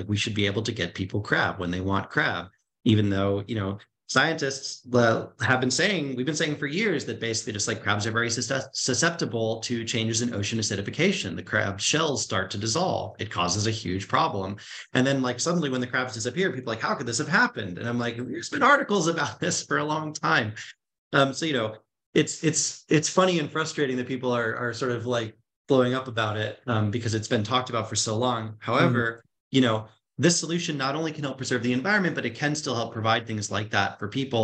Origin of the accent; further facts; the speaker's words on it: North Shore of Boston, Massachusetts, United States; moved away; I grew up on the North Shore of Boston.